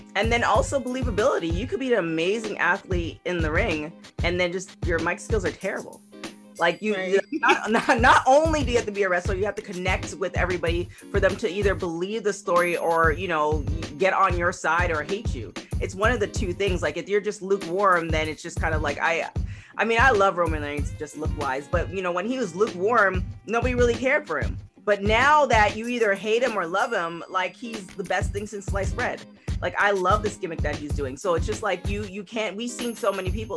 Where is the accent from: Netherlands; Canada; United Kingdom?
Canada; I'm from Canada